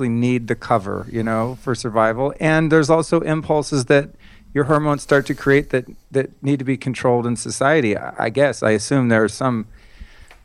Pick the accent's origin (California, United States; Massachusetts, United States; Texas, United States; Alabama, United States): California, United States; Bay Area, Northern; now in Los Angeles, United States; when I was a kid growing up in the Bay Area, Northern California